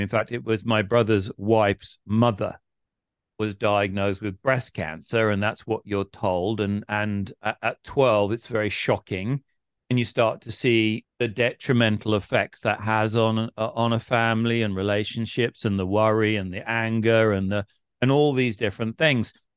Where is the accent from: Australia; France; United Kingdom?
United Kingdom; England; we're English